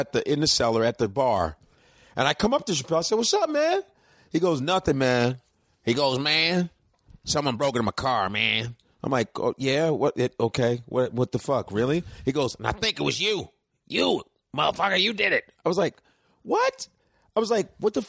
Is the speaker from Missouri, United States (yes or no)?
no; Chicago, Illinois, United States; also born or lived in Lincoln, Nebraska; in my neighborhood, where I grew up in Chicago on the north side, shout out to the Cubs because I grew up around Wrigley Field